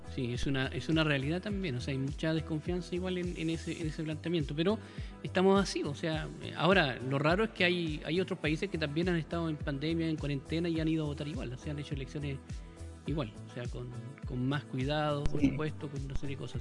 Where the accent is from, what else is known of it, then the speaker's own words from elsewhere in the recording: Valparaíso, Chile; yo soy porteño